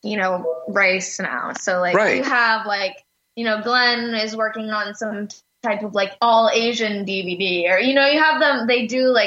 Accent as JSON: {"language": "English", "country": "Canada", "said": "I'm from Canada."}